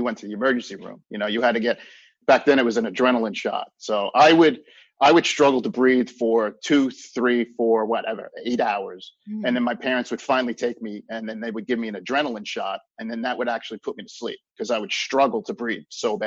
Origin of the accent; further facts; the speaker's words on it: Long Island, New York, United States; I grew up on Long Island, so we had lacrosse when I was a kid